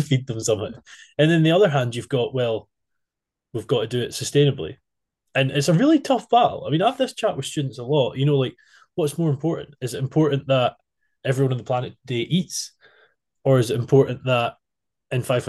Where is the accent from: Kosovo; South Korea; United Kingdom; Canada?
United Kingdom; Scotland; As a Scotsman